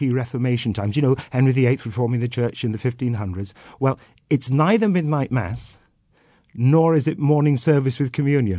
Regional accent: Wales, United Kingdom; I come from Gwynedd, I come from the west of Wales and the northwest of Wales.

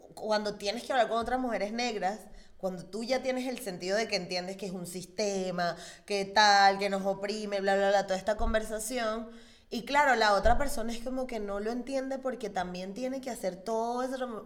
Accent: Venezuela; yo soy una mujer negra venezolana

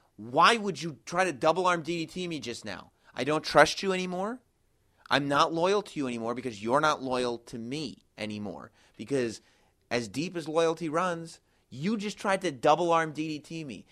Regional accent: New York, United States; Katie and me, uh, obviously we're both from New York. That's where we usually do the show.

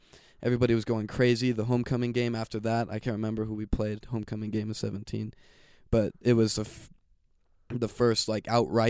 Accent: Fort Collins, Colorado, United States; Well, I was born here in Fort Collins. My dad's a pastor, so we moved all around Colorado

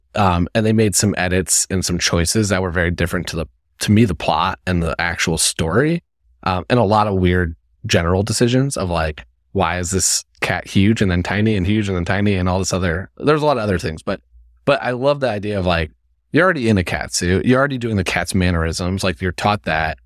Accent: Indiana, United States; I'm from Indiana

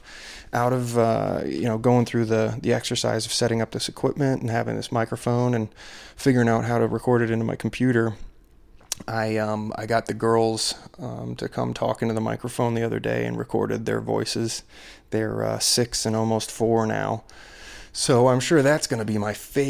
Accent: Ellicott City, Maryland, United States; moved away; My hometown, my old hometown of Ellicott City, Maryland

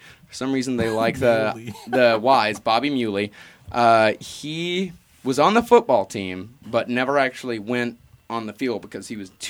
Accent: Texas, United States; There was a guy in Texas, my home state. Love you, Texas.

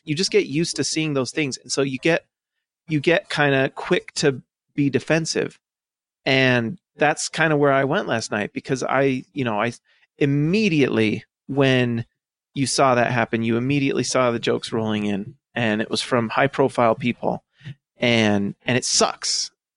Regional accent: United States; also born or lived in Idaho / Salt Lake City, Utah; I grew up in Idaho and Salt Lake.

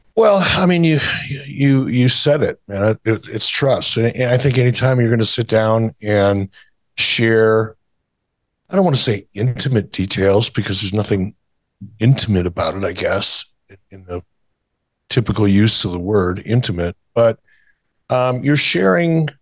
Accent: Detroit, Michigan, United States; moved away; also born or lived in Minnesota; growing up in Detroit

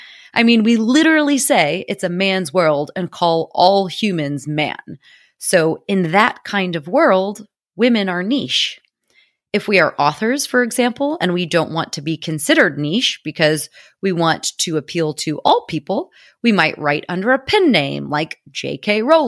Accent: United States; now in London, United Kingdom; I am an American living in London, so you may notice a combination of British and American English because I can no longer control it.

